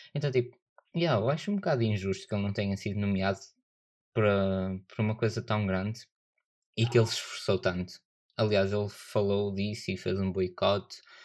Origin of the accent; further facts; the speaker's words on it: Northern Portugal, Portugal; accent: northern; A minha pronúncia é do norte